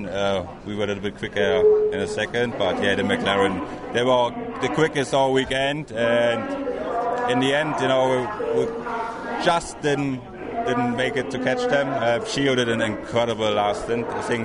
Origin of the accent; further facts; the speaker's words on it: Germany; English is a second language; Nissan Germany is supporting me for driving for Nissan at the 24 Hours at Nürburgring, like my home country